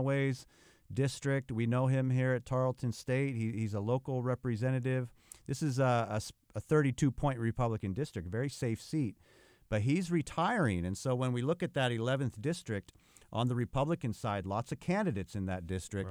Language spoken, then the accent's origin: English; California, United States; California, my home state